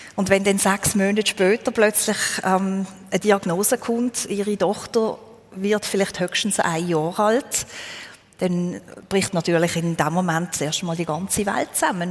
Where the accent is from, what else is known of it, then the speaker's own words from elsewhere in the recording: Therwil, Basel-Landschaft, Switzerland; moved away as an adult; also born or lived in Alsace, France; now in France; ich bin in Terwil aufgewachsen, das ist ein Steinwurf entfernt von ja. dort, wo ich wohne.